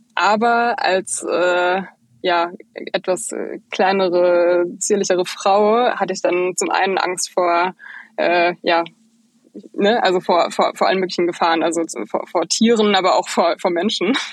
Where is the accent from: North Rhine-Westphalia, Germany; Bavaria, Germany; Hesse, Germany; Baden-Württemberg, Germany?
North Rhine-Westphalia, Germany; Bochum; moved away as an adult; now in Berlin, Germany; Ich bin eigentlich aus dem Ruhrpott, genauso wie ihr. Ich komme eigentlich aus Bochum